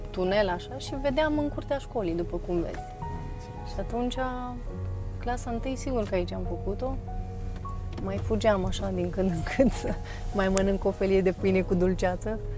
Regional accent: Fălticeni, Suceava County, Romania; born there; now in Deva, Romania; au uh, filmat parcursul meu, unde m-am născut, drumul de la Fălticeni la Deva, pe mama mea a intervievat-o, pe câțiva antrenori de la Deva

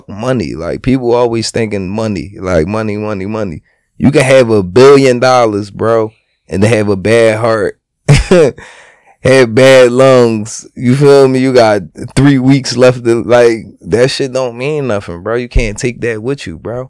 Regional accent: Philadelphia, Pennsylvania, United States; I'm from Philly

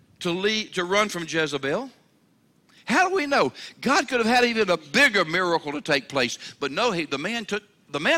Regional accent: Mobile, Alabama, United States; I'm from Mobile, Alabama, okay? We're down there around the water

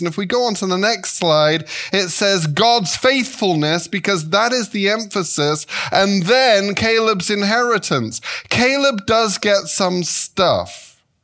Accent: England, United Kingdom; moved away as an adult; also born or lived in Devonshire; now in Chicago, United States; I was raised in England

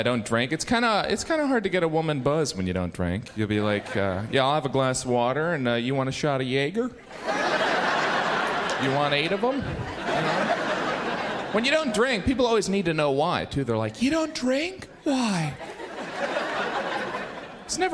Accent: Indiana, United States; now in New York City, United States; I have lived here 10 years. I am originally from Indiana.

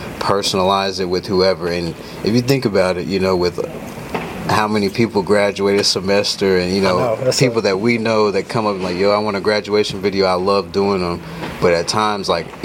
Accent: Lexington, Kentucky, United States; moved away as an adult; now in Los Angeles, United States; even though I was from Lexington

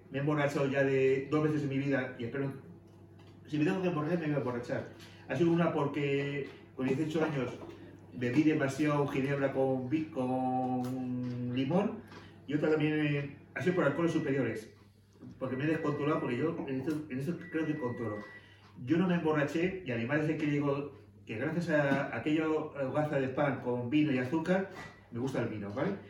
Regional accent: Canary Islands, Spain; born there; Yo nací en Canarias y mi madre es de Sogovia, de un pueblo cerca de la dos Cuellas.

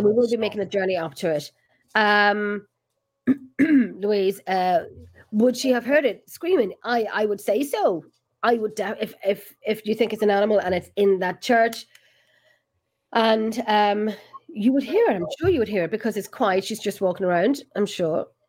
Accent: Ireland; We're in freaking Ireland.

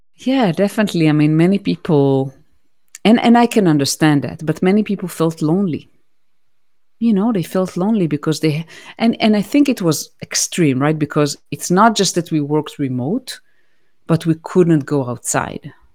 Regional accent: Israel; moved away as an adult; also born or lived in United States; I now reside in Israel, which is my home country. But I used to live in the United States for nine years.

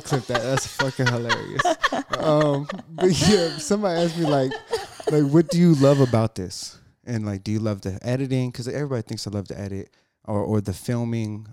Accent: Jacksonville, North Carolina, United States; moved away; also born or lived in Massachusetts; I grew up in Branchwood

